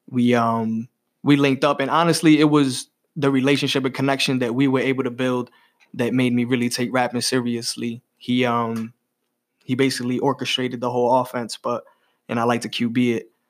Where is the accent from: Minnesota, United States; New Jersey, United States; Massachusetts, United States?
Massachusetts, United States; Holyoke; Holyoke, Mass, born and raised, baby.